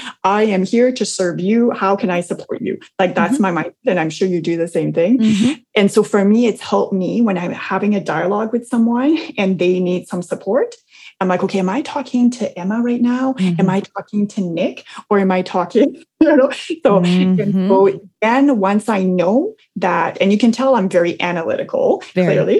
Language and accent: English; New Brunswick, Canada; moved away; It takes us 12 hours to go to my hometown in New Brunswick